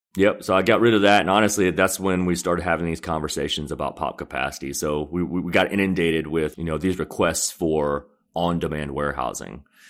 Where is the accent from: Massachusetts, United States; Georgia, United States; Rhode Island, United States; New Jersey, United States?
Georgia, United States; Conyers; also born or lived in Seoul, South Korea; I grew up in Conyers, which is a, a small town outside of Atlanta and your traditional Southern upbringing